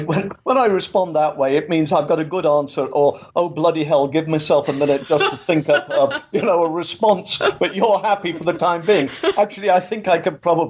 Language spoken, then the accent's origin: English; England, United Kingdom; moved away as an adult; also born or lived in Canada; now in Florida, United States; as you can tell from my accent, I was born in England, and I grew up there.